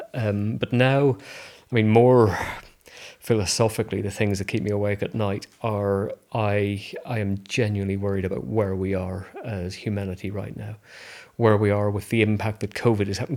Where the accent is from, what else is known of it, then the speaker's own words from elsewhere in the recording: Belfast, Northern Ireland, United Kingdom; moved away; I grew up in Northern Ireland in Belfast